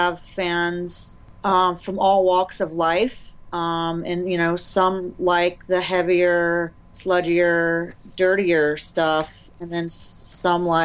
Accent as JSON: {"language": "English", "town": "Greensboro", "region": "North Carolina", "country": "United States", "moved": "yes", "lives_now": "Savannah, United States", "said": "I'm from Greensboro, North Carolina."}